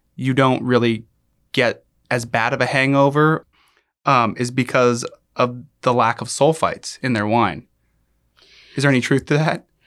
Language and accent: English; United States; I grew up with here in the United States